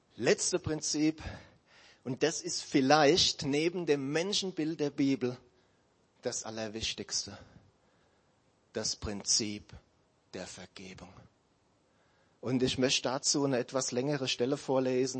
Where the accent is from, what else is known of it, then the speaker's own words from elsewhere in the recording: Germany; wir Deutsche